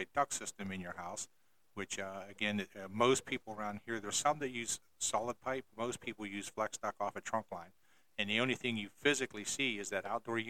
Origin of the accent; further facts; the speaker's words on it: Johnstown, Pennsylvania, United States; moved away as an adult; now in Savannah, United States; I'm originally from Pennsylvania